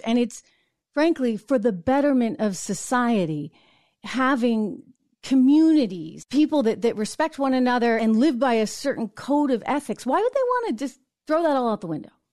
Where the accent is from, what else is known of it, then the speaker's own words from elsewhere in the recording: New Hampshire, United States; my home state of New Hampshire